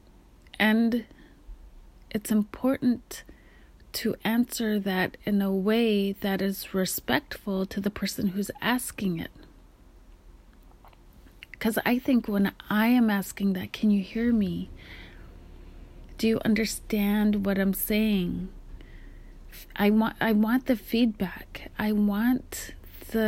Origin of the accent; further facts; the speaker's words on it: Kotzebue, Alaska, United States; now in Pacific Northwest, United States; we're growing up in Kotzebue, Alaska, above the Arctic Circle